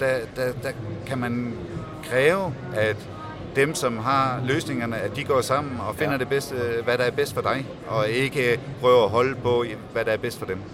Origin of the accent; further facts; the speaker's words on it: Denmark; som dansker